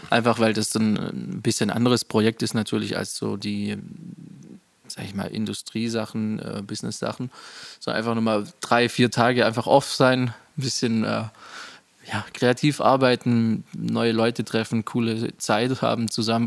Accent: Rottweil, Baden-Württemberg, Germany; ich bin hier in Rottweil aufgewachsen, groß geworden.

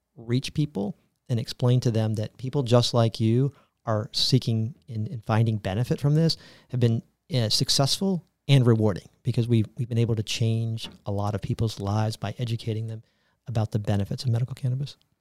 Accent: Tampa, Florida, United States; also born or lived in New York; I am a native Floridian, born and raised in Tampa, Florida

